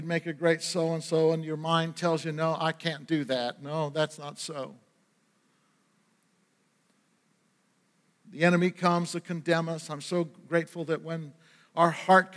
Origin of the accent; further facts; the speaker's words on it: Maine, United States; We didn't have any money when we were growing up in Maine